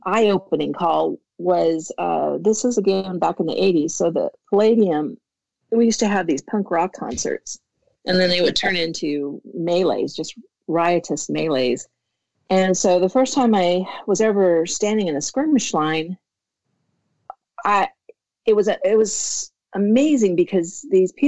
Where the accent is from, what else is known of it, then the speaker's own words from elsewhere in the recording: Minnesota, United States; moved away as an adult; I'm from Minnesota